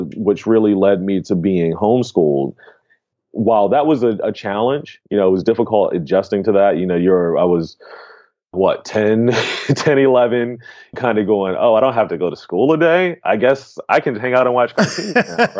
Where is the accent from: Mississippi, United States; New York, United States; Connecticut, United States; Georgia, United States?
Georgia, United States; Atlanta; also born or lived in Baltimore, Maryland; I moved from Baltimore when I was about 9 or 10 and came to Atlanta